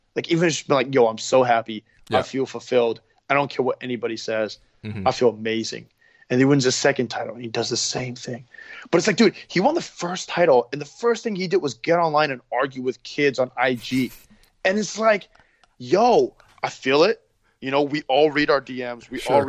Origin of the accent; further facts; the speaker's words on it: San Francisco, California, United States; You know, I didn't grow up in the hood. Like, I grew up in the Sunset, man. But it's like, I grew up poor.